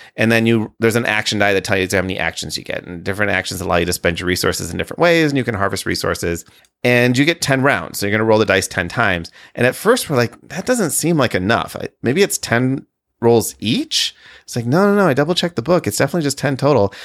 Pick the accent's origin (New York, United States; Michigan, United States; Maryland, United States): Michigan, United States; now in Illinois, United States; growing up in Michigan and living in Illinois